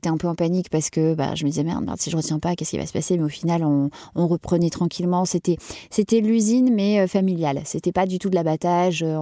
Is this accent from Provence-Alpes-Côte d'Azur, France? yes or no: no; Lille, Hauts-de-France, France; accent: Ch'ti; je venais de Lille, donc de ma province, avec mon petit accent ch'ti au départ.